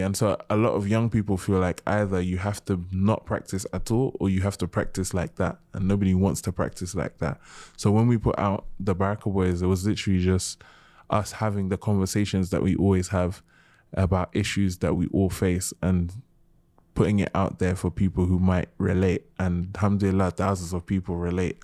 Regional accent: United Kingdom; also born or lived in Gambia / Nigeria / Senegal; being British, being Muslim, being African, being Gambian, being Nigerian, being Senegalese

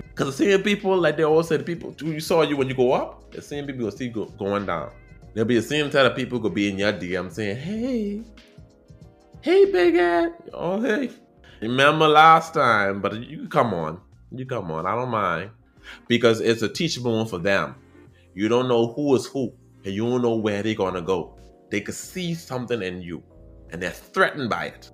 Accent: Bahamas; accent: Caribbean

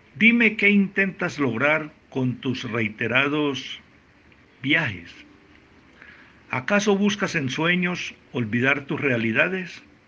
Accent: Frontino, Antioquia, Colombia; nacido en Frontino, Antioquia, Colombia

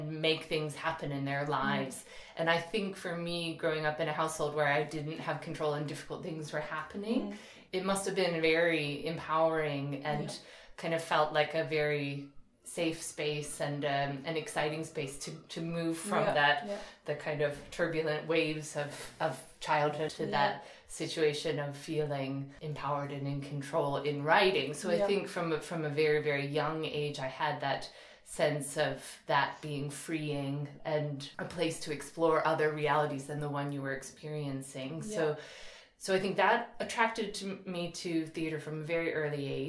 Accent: northern New Jersey, United States; I grew up in New Jersey

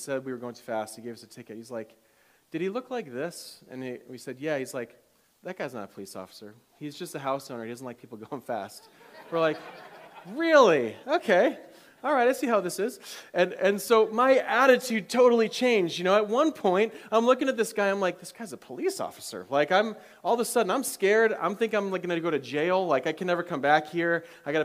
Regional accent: Michigan, United States; I grew up in Michigan

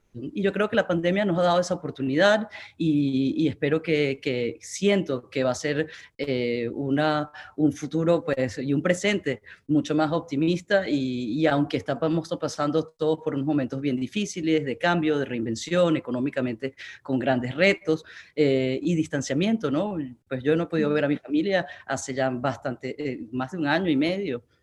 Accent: Amazonas, Venezuela; moved away; Yo crecí en el Amazonas venezolano con unos padres extraordinarios

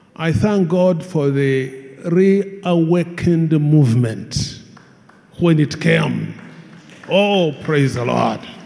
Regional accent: Hoima, Western Region, Uganda; I come from Hoima

